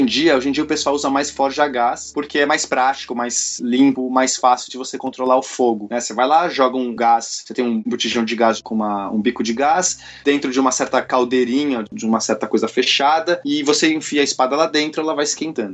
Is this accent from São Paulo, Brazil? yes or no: yes; São Paulo, Brazil; Eu sou de São Paulo.